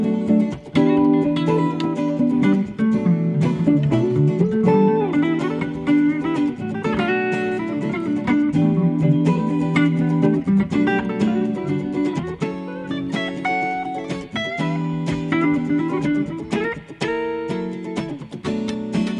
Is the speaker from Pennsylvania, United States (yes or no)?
yes; Philadelphia, Pennsylvania, United States; Philly over here too